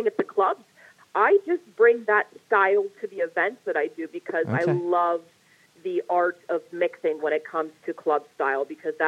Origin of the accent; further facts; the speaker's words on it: White Oak, Pennsylvania, United States; White Oak is where I was born and raised from the time I was zero until the time I was about 19, 18